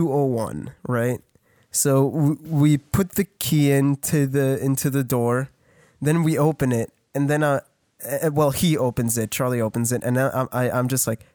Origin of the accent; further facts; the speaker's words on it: Canada; I'm Canadian